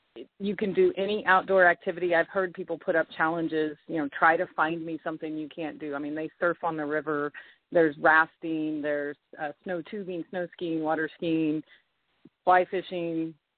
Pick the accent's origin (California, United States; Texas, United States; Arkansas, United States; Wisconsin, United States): Texas, United States; moved away; I've lived here since 2007. I came from Texas, and I can tell you that if I never have to go back to Texas again, I'll be just fine.